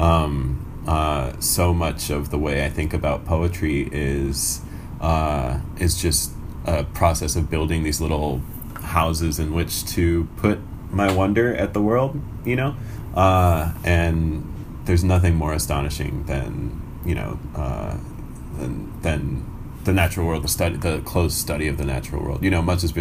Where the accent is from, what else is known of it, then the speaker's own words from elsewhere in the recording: United States; also born or lived in Iran; I came to America when I was 2.5, but I was born in Iran